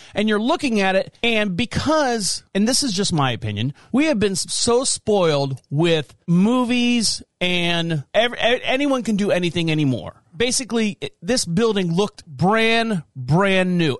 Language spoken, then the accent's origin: English; Orlando, Florida, United States; I'm from Orlando, Florida. My wife and I are both from Orlando, Florida, born and raised